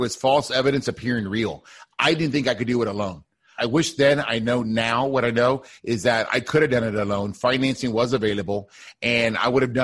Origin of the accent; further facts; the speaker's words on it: Deep South Texas, United States; now in Houston, United States; I grew up in Deep South Texas, like a border town close to Mexico, United States